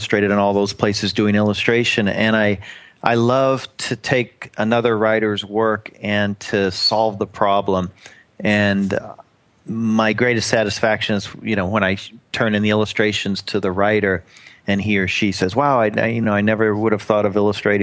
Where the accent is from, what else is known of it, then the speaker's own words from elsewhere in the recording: Oklahoma, United States; moved away; my old stomping grounds where I was born in Oklahoma